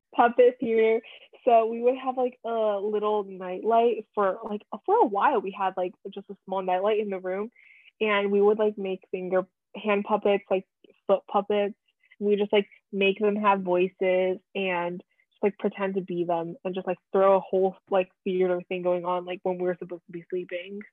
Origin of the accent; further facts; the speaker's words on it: Plainsboro, New Jersey, United States; also born or lived in Nebraska; where we grew up made friends went to school